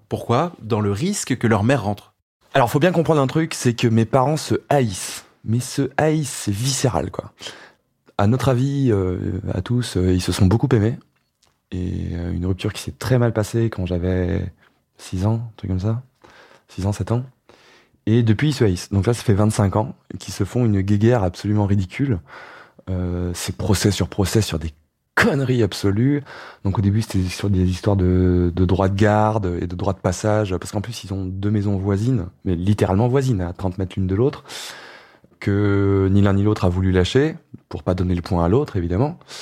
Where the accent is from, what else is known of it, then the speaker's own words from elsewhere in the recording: Ardèche, Auvergne-Rhône-Alpes, France; moved away; dans mon bled en Ardèche